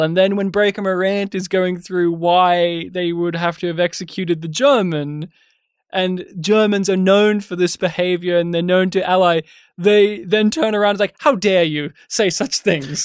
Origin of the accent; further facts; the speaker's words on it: Australia; being Australian